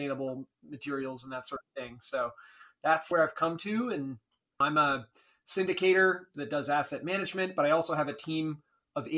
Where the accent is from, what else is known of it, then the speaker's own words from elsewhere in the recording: Maine, United States; also born or lived in Bolivia; I grew up in Maine, a middle-class background